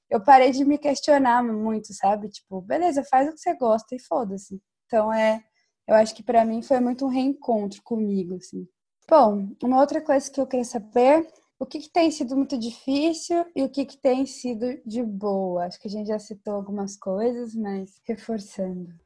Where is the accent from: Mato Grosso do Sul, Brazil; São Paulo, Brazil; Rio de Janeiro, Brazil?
São Paulo, Brazil; Campinas; now in Netherlands; eu sou de Campinas, interior de São Paulo, mas agora eu moro na Holanda